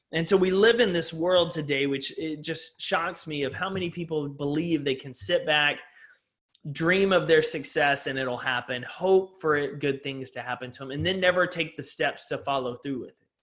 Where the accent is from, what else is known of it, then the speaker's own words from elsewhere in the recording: East Texas, United States; I grew up in East Texas